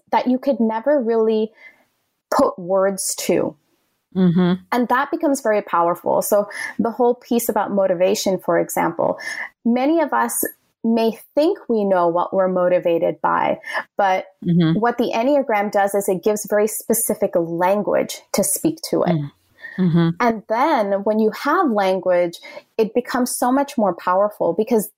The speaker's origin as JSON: {"language": "English", "country": "Canada", "also_born_or_lived": "Toronto / Ottawa", "moved": "as an adult", "lives_now": "New York City, United States", "said": "I'm Canadian."}